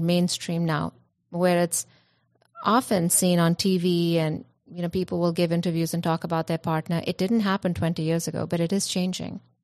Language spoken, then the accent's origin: English; India; I come from India